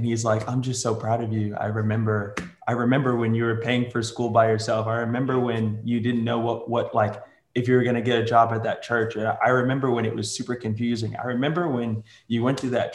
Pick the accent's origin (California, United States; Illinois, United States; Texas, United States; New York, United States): New York, United States; New York City; now in Tulsa, United States; I was born in New York City, and somehow I managed to move all the way to Tulsa, Oklahoma